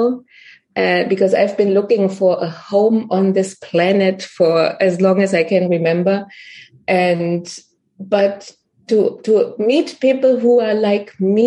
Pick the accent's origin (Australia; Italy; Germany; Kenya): Germany; moved away; also born or lived in Netherlands / Ireland / Berlin; I'm German. That's where I originally come from.